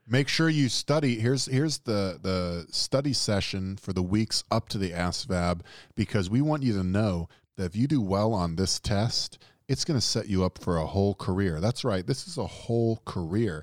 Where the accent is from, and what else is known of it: the Deep South, United States